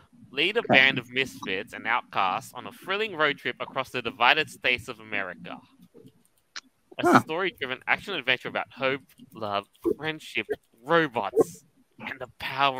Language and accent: English; Australia; I'm from Australia.